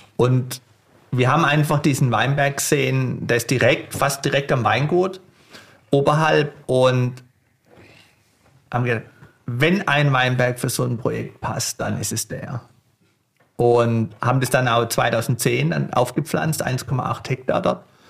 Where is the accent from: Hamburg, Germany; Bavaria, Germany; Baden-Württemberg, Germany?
Baden-Württemberg, Germany; Kraichgau; ich bin ja selber gebürtiger Kraichbauer. Mein Vater war Betriebsleiter bei Burggrafen Zürich.